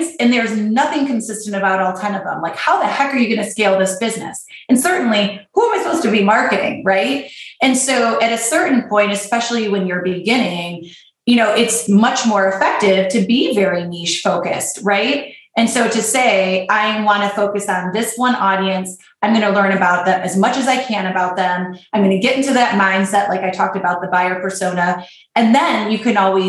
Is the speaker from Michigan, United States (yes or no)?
yes; Michigan, United States; I grew up in Michigan, so I've got my Midwestern, you know, white female